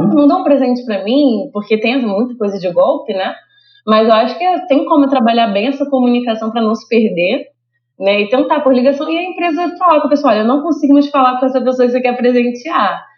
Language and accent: Portuguese; Rio de Janeiro, Brazil; eu sou do Rio